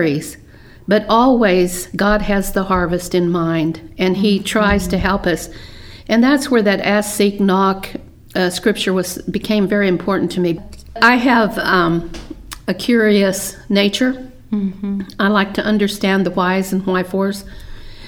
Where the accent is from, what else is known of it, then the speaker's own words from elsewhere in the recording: Midwest, United States; moved away as an adult; now in Texas, United States; I grew up in the Midwest